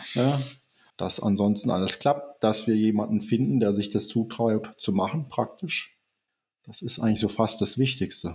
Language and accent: German; Southern Germany, Germany; now in Eifel, Germany; ich bin ja eigentlich auch hier zuge zugereist, man hört das vielleicht so ein bisschen raus. Ich komme aus Süddeutschland